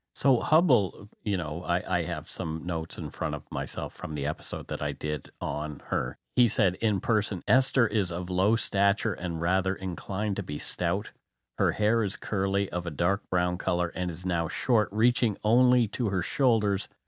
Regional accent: Nova Scotia, Canada; I'm from Nova Scotia

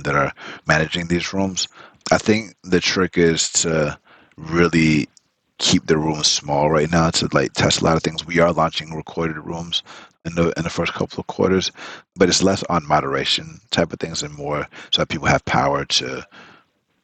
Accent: the South, United States; first language Spanish; English is a second language; moved away; I'm from the South, so like I understand the importance of like Southern hospitality

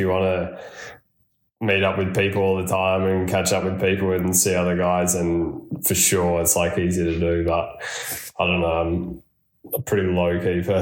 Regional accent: Australia; now in Andorra; as an Aussie

